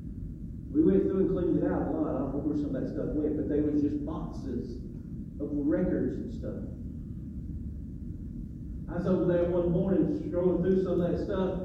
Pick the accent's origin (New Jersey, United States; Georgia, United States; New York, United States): Georgia, United States; Macon; I grew up in Macon